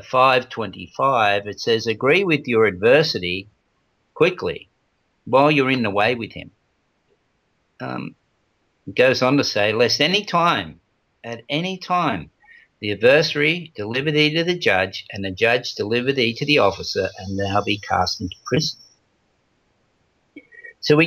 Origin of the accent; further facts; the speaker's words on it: Australia; I was born in Australia